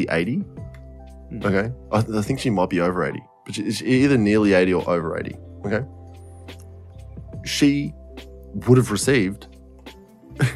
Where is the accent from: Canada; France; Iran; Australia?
Australia; I'm an Australian